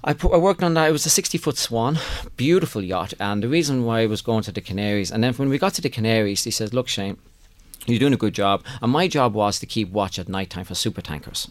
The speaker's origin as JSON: {"language": "English", "country": "Ireland", "moved": "yes", "said": "I'm from Ireland"}